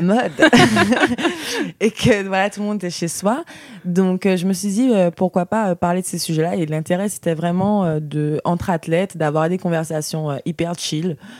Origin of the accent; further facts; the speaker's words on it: Guadeloupe; moved away; j'ai grandi dans, en Guadeloupe